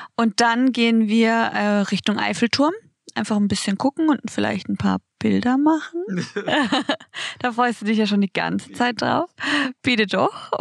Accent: Baden-Baden, Baden-Württemberg, Germany; bei uns in Baden-Baden

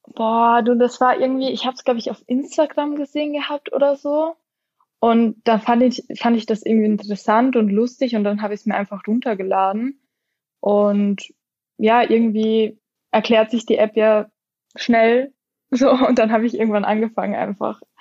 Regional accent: near Graz, Styria, Austria; moved away as an adult; now in Wiesbaden, Germany; Ich bin ursprünglich aus Österreich

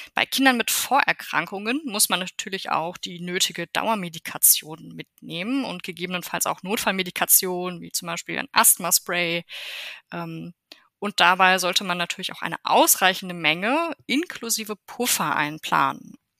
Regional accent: Germany; bei uns in Deutschland

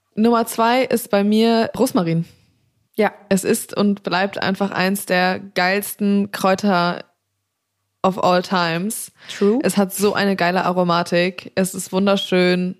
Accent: Black Forest, Baden-Württemberg, Germany; moved away; Und ich bin ja gebürtig aus dem Schwarzwald

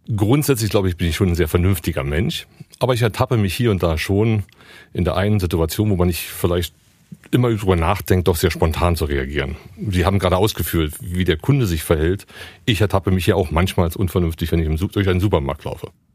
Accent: Berlin, Germany; Ich bin gebürtiger Berliner

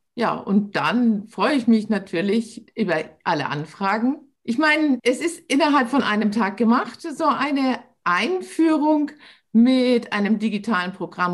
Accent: Hamburg, Germany; also born or lived in Munich area; now in Munich, Germany; bin aber eine Hamburger Dern. Ich sage immer, äh, Hamburg ist meine Heimat, München ist mein Zuhause.

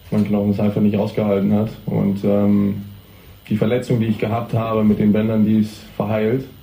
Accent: Hamburg, Germany; da es ja auch nicht nur in Deutschland ist, sondern wirklich in meiner Heimatstadt, wollte ich natürlich unbedingt hier dabei sein.

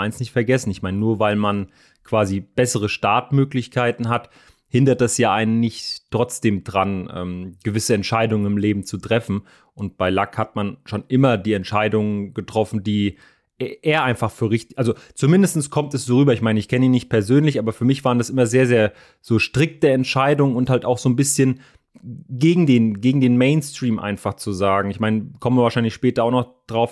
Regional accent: Frankfurt, Hesse, Germany; für mich natürlich als, als Frankfurter

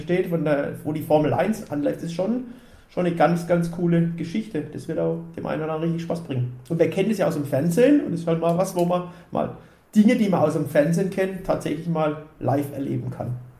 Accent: Ubstadt-Weiher, Baden-Württemberg, Germany; ich komme aus, aus Upstadt-Weiher, Wer sich ein bisschen auskennt, das ist vom Hockenheimring 20 Kilometer weg. So, somit gehört der Hockenheimring auch so ein bisschen zu meiner, zu meiner Heimat

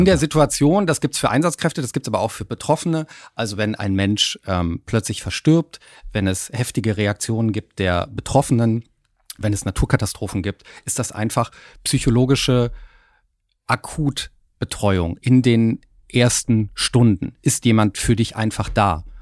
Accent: Hamburg, Germany; es deutet auch auf meine Heimat ein bisschen hin. Hamburg.

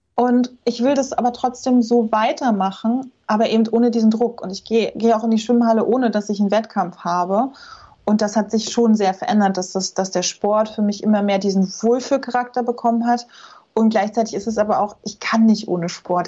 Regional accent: Rostock, Mecklenburg-Vorpommern, Germany; moved away; als ich hier nach Rostock in meine Heimatstadt zurückgezogen bin

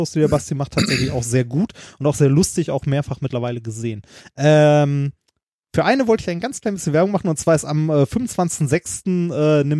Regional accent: Gelsenkirchen, North Rhine-Westphalia, Germany; Ich komme auch aus Gelsenkirchen.

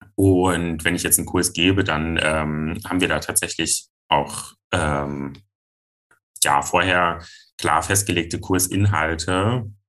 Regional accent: Giessen, Hesse, Germany; ich bin fünfundzwanzig Jahre alt, ich komme aus Gießen und ich bin Poledancer

